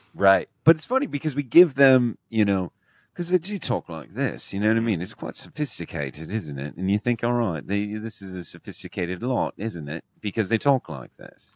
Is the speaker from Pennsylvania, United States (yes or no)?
yes; Scranton, Pennsylvania, United States; I'm from Scranton, Pennsylvania